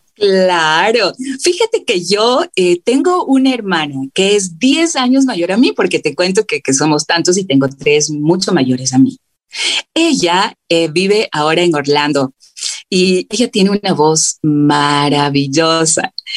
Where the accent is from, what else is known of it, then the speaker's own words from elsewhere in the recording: Quito, Pichincha, Ecuador; yo soy acá de Quito, vengo de una familia muy grande